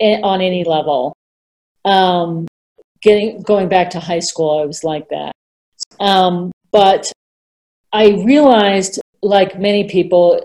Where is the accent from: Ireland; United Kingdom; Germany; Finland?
United Kingdom; England; now in United States; I was born in England